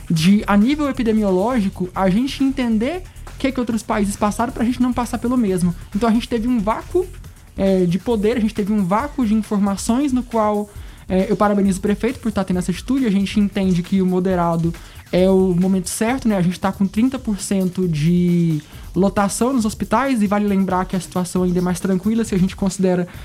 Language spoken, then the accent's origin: Portuguese; Brazil; also born or lived in Alexandrina (neighbourhood where they live); nós, enquanto brasileiros